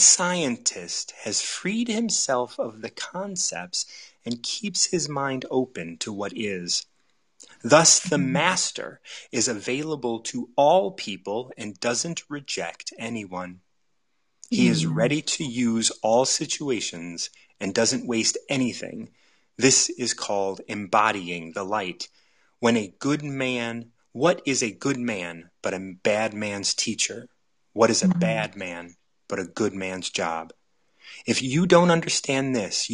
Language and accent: English; United States; I grew up in the United States